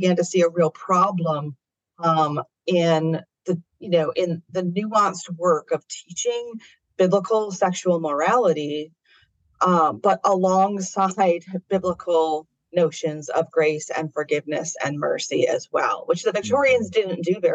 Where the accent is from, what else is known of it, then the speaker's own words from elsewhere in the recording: United States; I am an American